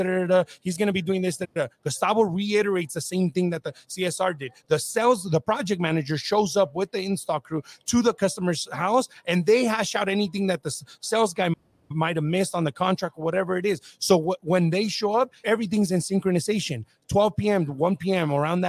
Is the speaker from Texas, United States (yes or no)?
no; Whittier, California, United States; Oh, I grew up in Whittier.